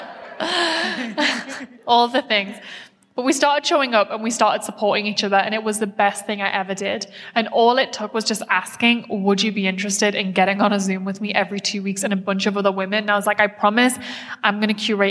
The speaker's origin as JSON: {"language": "English", "country": "United Kingdom", "said": "I'm very British"}